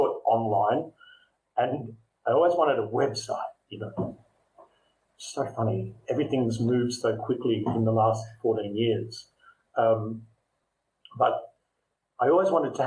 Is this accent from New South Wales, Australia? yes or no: no; Melbourne, Victoria, Australia; moved away as an adult; now in Singapore; I'm Australian. I'm living in Singapore